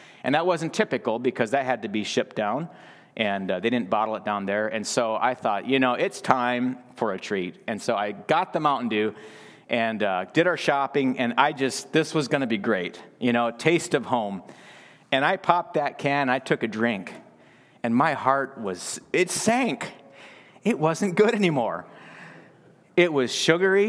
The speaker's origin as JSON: {"language": "English", "country": "United States", "also_born_or_lived": "Belize", "moved": "yes", "said": "I'm an American boy here"}